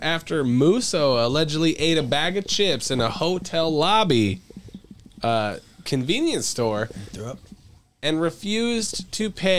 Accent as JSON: {"language": "English", "country": "Belarus", "second_language": "English", "said": "You could go to Africa or my home country, Belarus, right now with a press pass."}